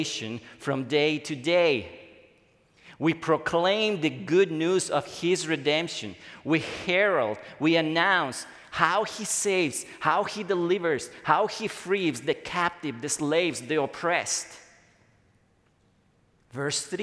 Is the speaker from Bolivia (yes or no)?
yes; Bolivia; now in United States; in my home country, the place where I come from, Bolivia